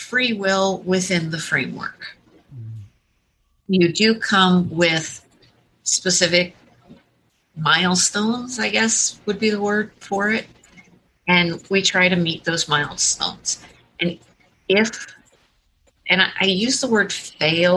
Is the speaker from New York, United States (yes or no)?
no; San Diego, California, United States; now in New Hampshire, United States; I was born in San Diego